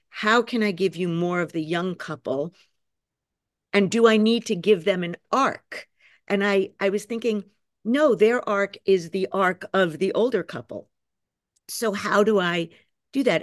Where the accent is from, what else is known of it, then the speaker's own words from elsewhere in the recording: New York, United States; I'm a New Yorker